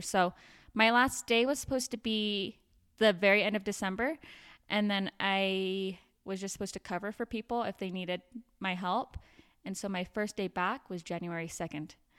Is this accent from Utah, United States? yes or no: yes; Provo, Utah, United States; also born or lived in Davis County, Utah; I'm from Provo, Utah, but live up here in Davis County now